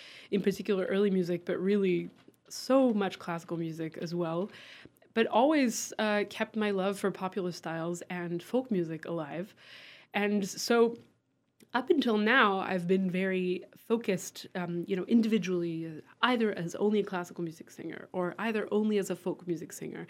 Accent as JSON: {"language": "English", "country": "France", "tie": "born or raised there", "moved": "yes", "lives_now": "Western Massachusetts, United States", "said": "I grew up in France"}